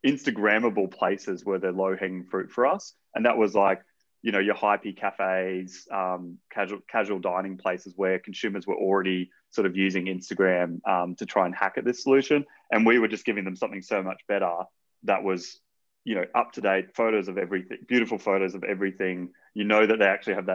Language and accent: English; Brisbane, Queensland, Australia; moved away; I'm from Brisbane originally